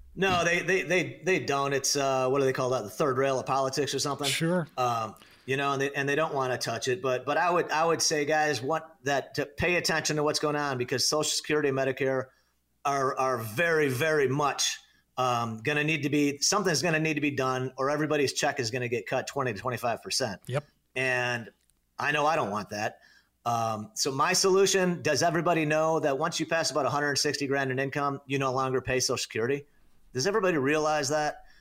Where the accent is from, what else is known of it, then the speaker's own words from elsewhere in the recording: Naperville, Illinois, United States; moved away as an adult; now in Arizona, United States; I was born and raised in Northern Illinois. Um, you know, lived in the western suburbs of Chicago, born in the great town of Naperville, Illinois